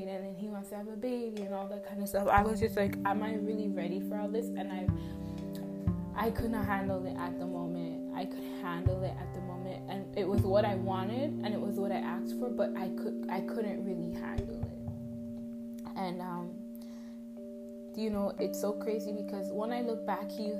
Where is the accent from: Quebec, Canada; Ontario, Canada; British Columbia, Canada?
Ontario, Canada; Toronto; I'm from Toronto